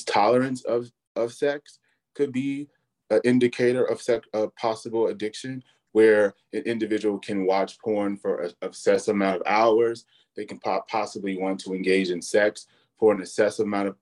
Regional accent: Chicago, Illinois, United States; I'm also born and raised in the Chicagoland area.

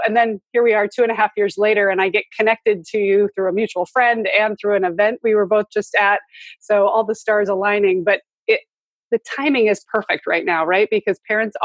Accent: Montana, United States; I grew up in Montana where we were in the middle of the woods

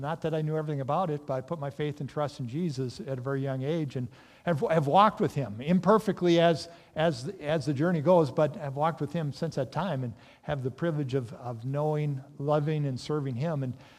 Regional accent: Minneapolis, Minnesota, United States; I grew up in the Twin Cities. And I grew up in kind of northeast of Minneapolis area, and grew up in the Covenant Church, and came to know the Lord at a young age.

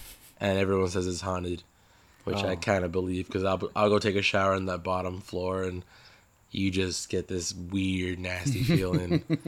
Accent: Los Angeles, California, United States; I'm from LA.

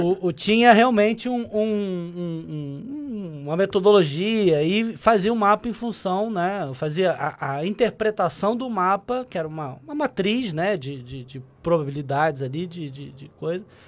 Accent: Rio de Janeiro, Brazil; Eu sou carioca

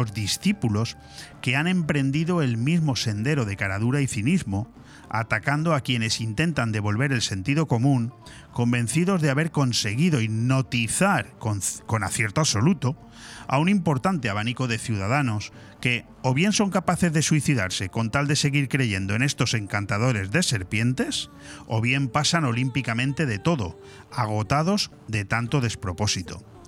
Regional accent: Spain; la lengua oficial de nuestro país

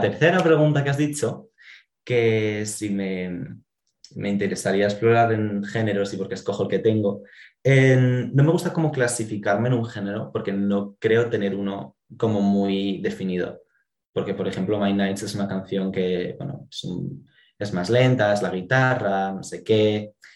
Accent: Asturias, Spain; somos de Asturias, aquí es un pueblo grande, nos conocemos casi todos

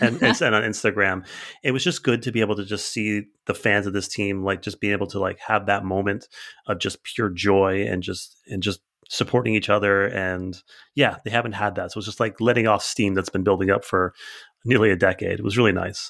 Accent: Bridgewater, New Jersey, United States; I'm from Bridgewater

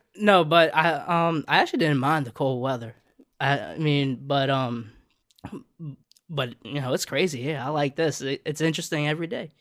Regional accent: New Orleans, Louisiana, United States; if you know anything about New Orleans, I was born and raised on the West Bank

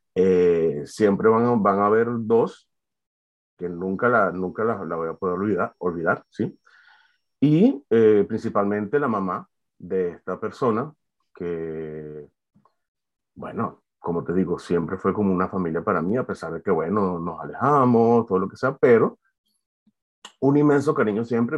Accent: Valencia, Carabobo, Venezuela; moved away as an adult; now in France; yo soy de Venezuela, de Valencia

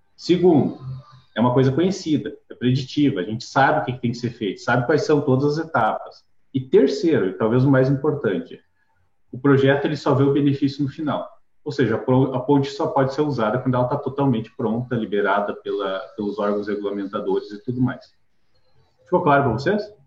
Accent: Rio Grande do Sul, Brazil; now in Curitiba, Brazil; eu sou gaúcho, eu moro em Curitiba já há mais de 10 anos.

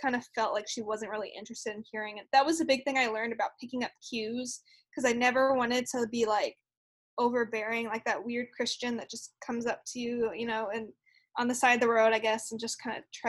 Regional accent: Houston, Texas, United States; I'm from Houston

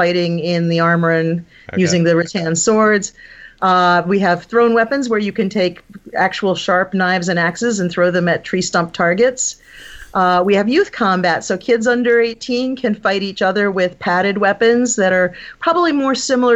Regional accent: Massachusetts, United States; also born or lived in Buffalo / New Hampshire; now in Pittsburgh, United States; the town that I grew up in Massachusetts

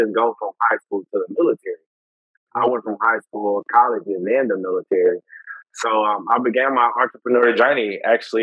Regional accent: Houston, Texas, United States; I'm originally from Houston

